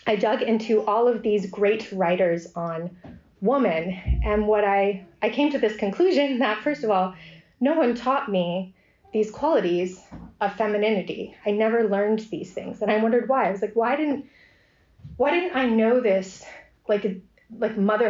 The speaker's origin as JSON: {"language": "English", "country": "United States", "also_born_or_lived": "Ave Maria, Florida", "moved": "as an adult", "lives_now": "Oxford, United Kingdom", "said": "We are American, but my husband's studies has brought us all over Europe, really. And we ended up in Oxford"}